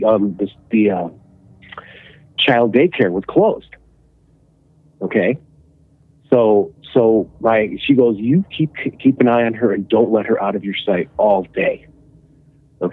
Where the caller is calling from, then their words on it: Illinois, United States; I'm calling from Illinois